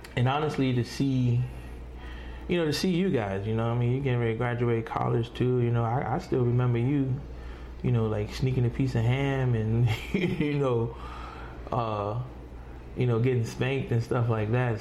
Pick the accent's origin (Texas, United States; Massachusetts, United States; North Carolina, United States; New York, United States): New York, United States; I come from New York